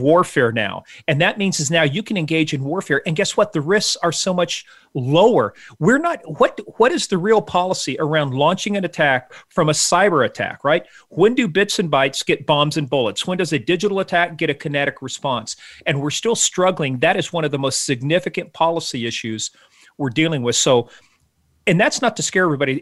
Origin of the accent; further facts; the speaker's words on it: Iran; moved away; I grew up in Iran, uh, back in, you know, the days when the Shah was in power